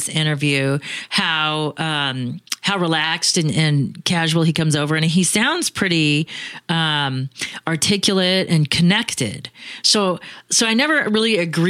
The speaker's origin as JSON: {"language": "English", "town": "Phoenix", "region": "Arizona", "country": "United States", "said": "I'm from Phoenix"}